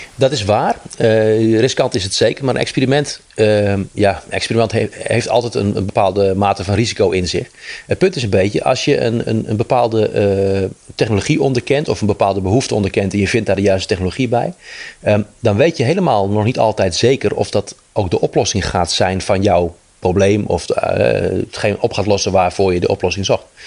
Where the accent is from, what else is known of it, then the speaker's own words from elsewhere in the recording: Netherlands; wij als Nederlander